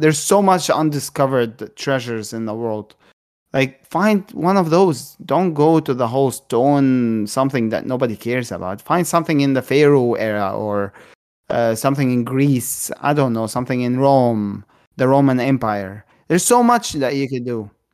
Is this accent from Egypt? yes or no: yes; Egypt; I'm Egyptian. I was born in Egypt. I was raised in Egypt